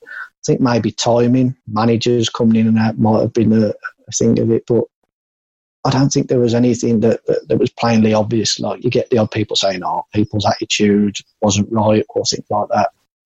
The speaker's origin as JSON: {"language": "English", "town": "Walsall", "region": "West Midlands", "country": "United Kingdom", "tie": "born or raised there", "said": "And I didn't fancy Walsall. I know it's my hometown club, and I've been and watched them loads of times."}